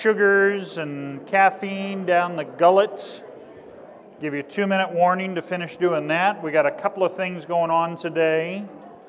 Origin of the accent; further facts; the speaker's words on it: Kansas, United States; I'm from Kansas, so I know what flatland is like.